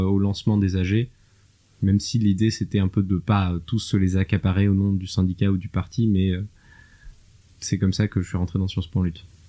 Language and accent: French; France; also born or lived in Germany; en tant que Français